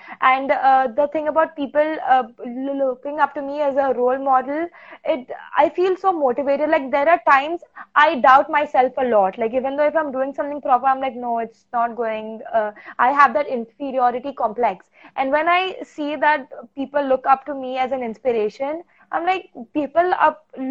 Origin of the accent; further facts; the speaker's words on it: Goa, India; I am from Goa